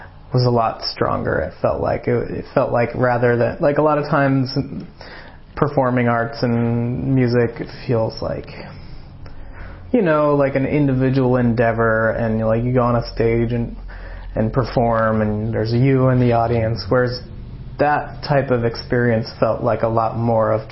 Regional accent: Ireland; moved away; being Irish

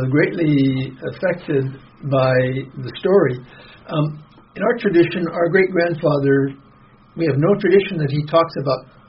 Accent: United States; accent: American; If you imagine me with my American accent trying to pronounce those

